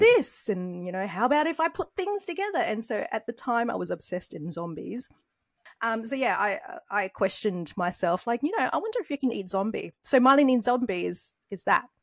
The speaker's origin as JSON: {"language": "English", "country": "Australia", "tie": "born or raised there", "said": "growing up in Australia"}